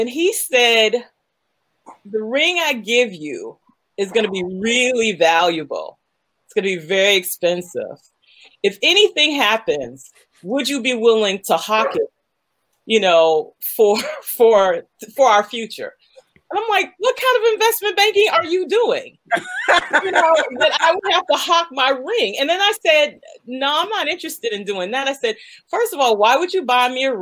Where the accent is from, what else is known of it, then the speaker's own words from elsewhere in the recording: United States; as an African growing up in America